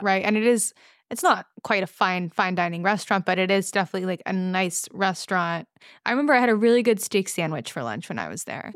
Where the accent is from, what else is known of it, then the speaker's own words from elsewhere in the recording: California, United States; growing up in California